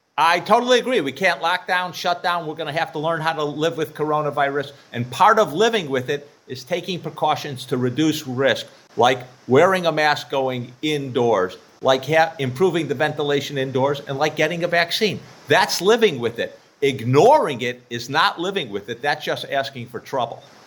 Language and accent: English; West Virginia, United States; I'm from West Virginia